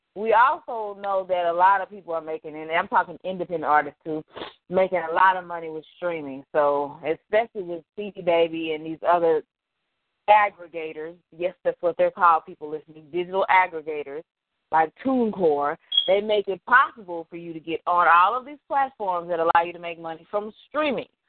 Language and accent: English; Dallas, Texas, United States; I'm from Dallas